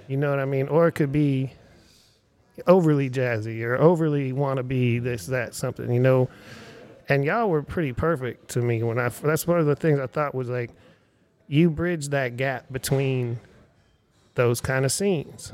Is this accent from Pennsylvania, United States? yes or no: yes; Erie, Pennsylvania, United States; now in Austin, United States; my hometown is Erie, Pennsylvania.